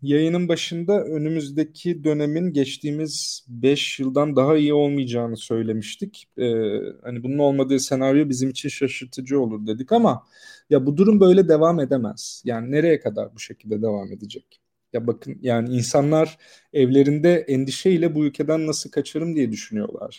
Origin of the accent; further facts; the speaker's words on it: Turkey; bu ülkenin yurttaşlarıyız. Yani burada doğduk, ailelerimiz burada